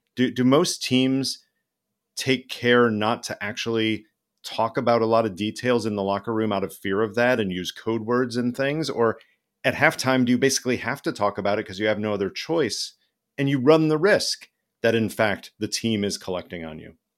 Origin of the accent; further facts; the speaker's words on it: Illinois, United States; I was born in Illinois